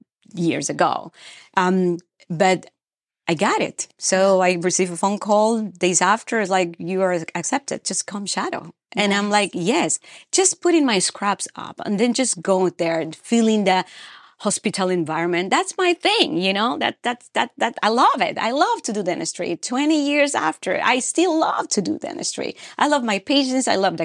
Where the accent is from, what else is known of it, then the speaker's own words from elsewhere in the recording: Peru; moved away; So I came from Peru, South America, to Ohio, Cleveland, Ohio, and a polar vortex in 2012.